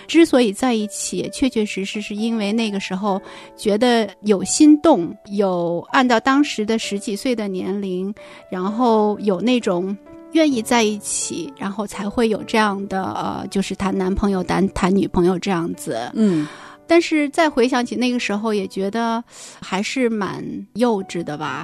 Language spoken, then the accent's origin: Chinese; Northeast China, China; moved away; 考回了，就是我们东北那边嗯。老家的一所大学来念书